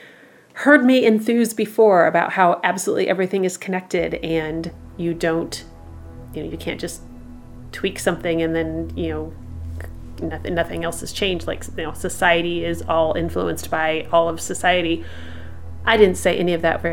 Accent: Midwest, United States; I'm from the Midwest

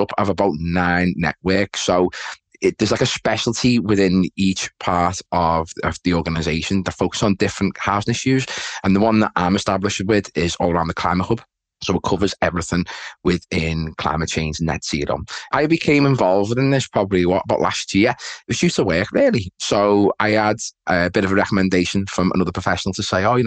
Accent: Liverpool, North West England, United Kingdom; accent: Scouse; as you can tell by my accent, Chris, I am, you know, Merseyside, I'm a Scouser, so Liverpool

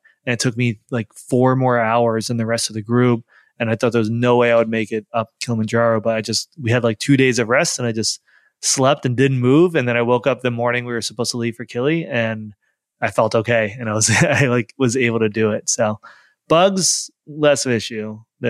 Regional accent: New York, United States; We're both from New York, but we were long distance for 3.5 years.

